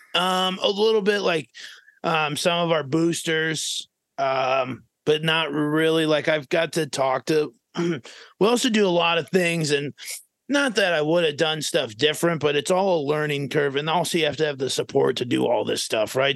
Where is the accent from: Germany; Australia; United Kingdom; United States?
United States; Minnesota; moved away as an adult; also born or lived in Fairmont, Minnesota; now in Arizona, United States; I was from Minnesota